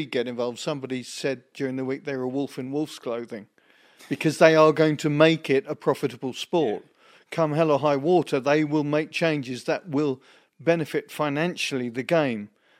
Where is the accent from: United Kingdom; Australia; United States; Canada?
United Kingdom; England; Certainly as an Englishman.